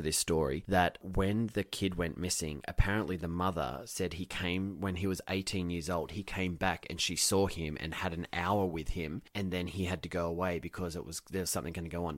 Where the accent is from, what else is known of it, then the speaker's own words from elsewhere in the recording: Wyong, New South Wales, Australia; moved away as an adult; now in America; Wyong, my hometown